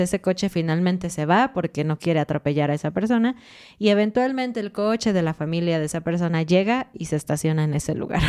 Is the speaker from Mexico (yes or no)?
yes; Mexico City, Mexico; moved away as an adult; now in Querétaro, Mexico; somos de Ciudad de México, así que eso es lo que conocemos, lo que lo que vivimos durante muchos años